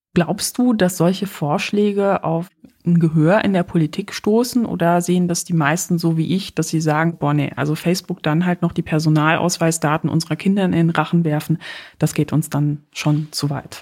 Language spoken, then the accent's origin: German; Poland; moved away; ich komme aus Polen